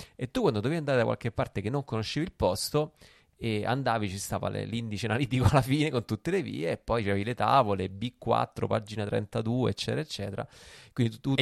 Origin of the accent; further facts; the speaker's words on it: Rome, Lazio, Italy; io ho preso la patente a Roma, sono romano